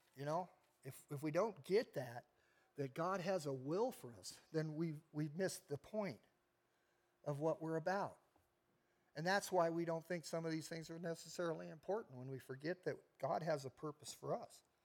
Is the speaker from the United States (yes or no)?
yes; United States; I'm an American